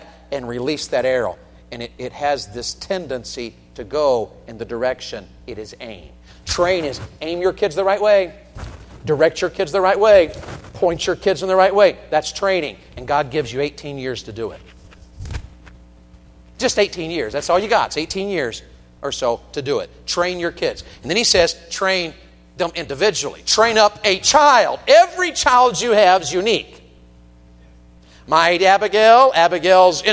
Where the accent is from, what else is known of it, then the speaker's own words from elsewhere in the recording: Tennessee, United States; moved away; I'm from Tennessee